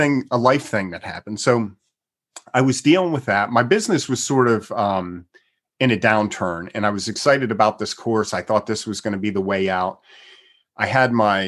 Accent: Pennsylvania, United States; now in Texas, United States; I'm originally from the East Coast, from Pennsylvania, so I'm familiar with snow and ice and all that kind of stuff

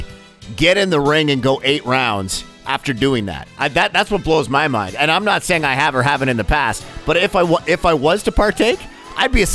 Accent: Burlington, Ontario, Canada; now in London, Canada; growing up in Burlington, we lived around the corner from the Optimist Club

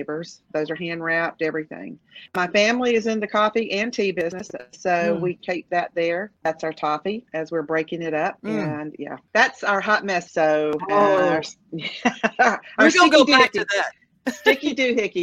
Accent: Macon, Georgia, United States; moved away as an adult; also born or lived in Knoxville, Tennessee / Twin Cities, Minnesota; I'm a Georgia girl. I was born in Georgia

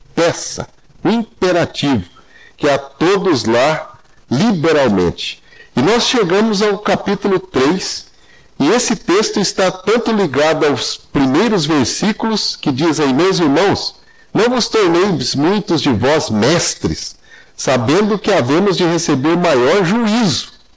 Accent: Anápolis, Goiás, Brazil; moved away as an adult; also born or lived in Campinas / Londrina / Curitiba; now in Paraná, Brazil; Fui criado em Anápolis

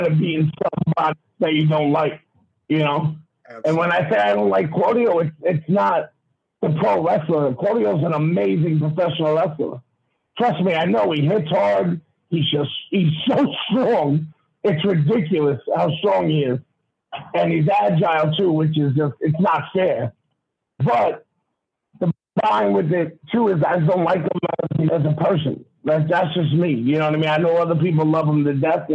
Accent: New York, United States; It's my hometown. You know what I mean? My home state, whatever you want to call it. You know what I mean? And like every other New Yorker

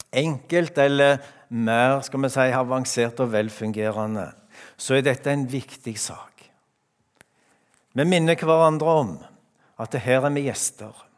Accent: Randaberg, Rogaland, Norway; now in Skien, Norway; hjemme på Randaberg

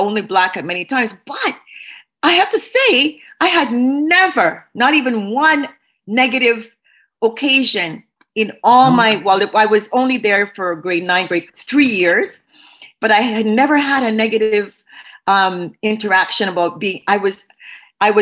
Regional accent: Montreal, Quebec, Canada; I grew up on the West Island

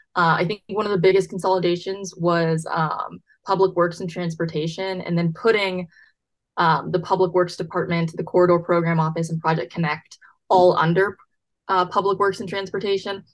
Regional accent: Buda, Texas, United States; I'm from Buda

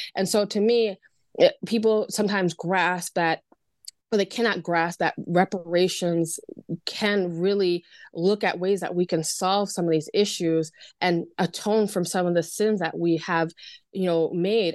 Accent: Long Island, New York, United States; I'm from Long Island, so I like to refer to Levittown

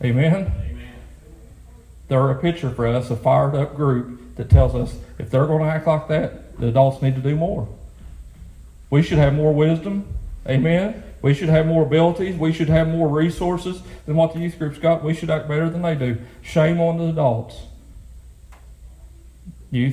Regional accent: Lewis County, Kentucky, United States; my hometown where I grew up in Lewis County

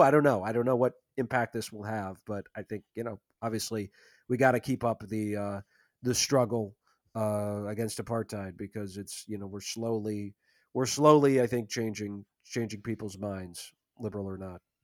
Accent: Saint Paul, Minnesota, United States; Saint Paul, my hometown

